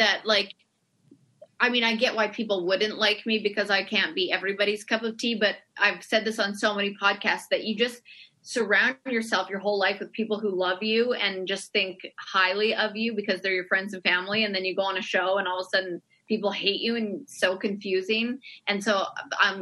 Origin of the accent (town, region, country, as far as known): Canada